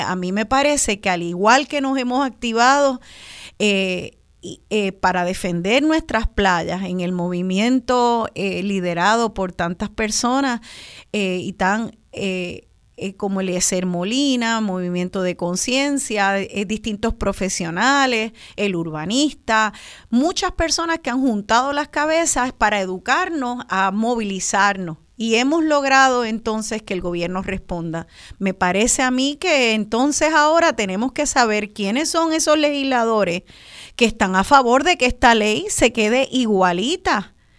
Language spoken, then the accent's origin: Spanish; Puerto Rico; los puertorriqueños y puertorriqueñas